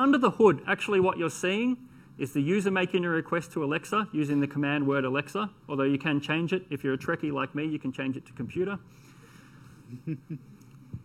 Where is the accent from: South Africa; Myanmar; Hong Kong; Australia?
Australia; I am Australian, so I speak fast